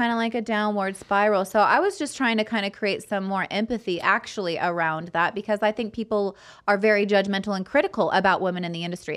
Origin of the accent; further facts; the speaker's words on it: Fresno, California, United States; grew up in Fresno